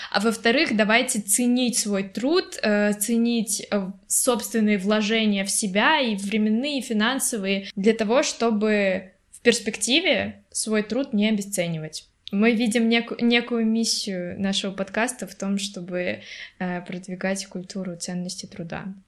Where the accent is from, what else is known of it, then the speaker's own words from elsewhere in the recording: Russia; Я из России